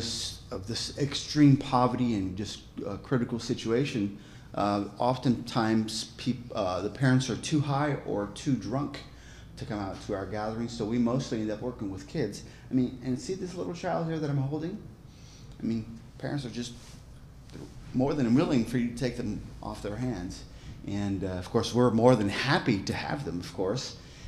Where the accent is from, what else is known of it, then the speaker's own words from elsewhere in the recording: Manaus, Amazonas, Brazil; moved away as an adult; now in São Paulo, Brazil; I was born in the city of Manaus, which is right here